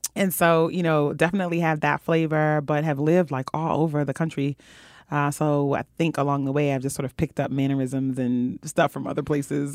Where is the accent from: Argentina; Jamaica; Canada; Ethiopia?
Jamaica; I am Jamaican